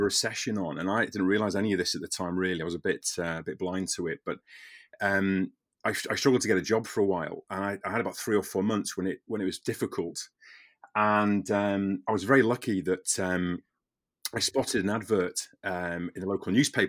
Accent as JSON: {"language": "English", "area": "the Wirral, Merseyside", "region": "North West England", "country": "United Kingdom", "said": "I'm from the Wirral originally, the Merseyside"}